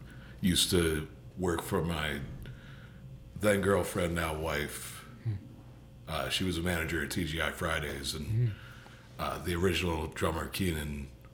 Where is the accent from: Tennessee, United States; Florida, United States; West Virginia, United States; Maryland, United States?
Maryland, United States; I'm from Maryland.